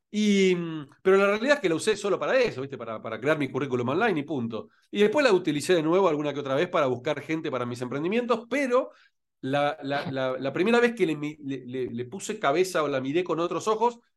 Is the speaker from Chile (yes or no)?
no; Rosario, Santa Fe, Argentina; moved away as an adult; also born or lived in Buenos Aires, Argentina; now in Spain; yo nací en Rosario en realidad y después fui a, Buenos Aires, o que son los dos lugares donde viví en mi vida, Rosario y Buenos Aires, nada más.